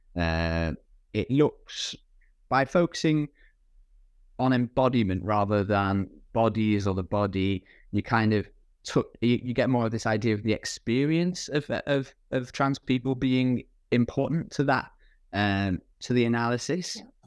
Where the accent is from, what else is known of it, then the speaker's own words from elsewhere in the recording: United Kingdom; my background as a British person who's, who's worked primarily in, in U K, uh, um, institutions